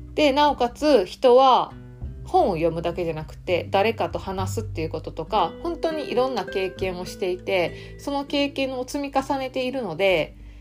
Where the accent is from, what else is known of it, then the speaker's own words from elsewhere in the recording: Kansai, Japan; accent: Kansai dialect; 私ね関西弁やと思う